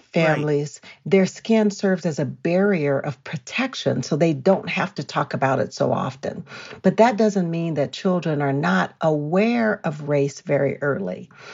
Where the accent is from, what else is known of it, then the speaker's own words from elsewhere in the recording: California, United States; now in Colorado, United States; I'm from California